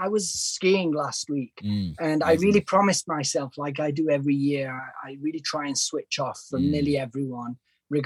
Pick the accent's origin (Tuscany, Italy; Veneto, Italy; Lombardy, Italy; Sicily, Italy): Lombardy, Italy; Milan; also born or lived in Vancouver, Canada / London; my father's Italian and I've always lived in Italy.